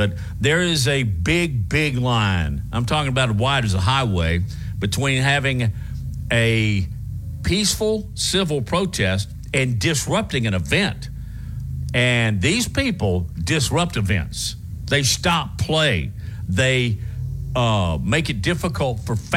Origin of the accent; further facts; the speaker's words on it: Huntsville, Alabama, United States; I grew up in Huntsville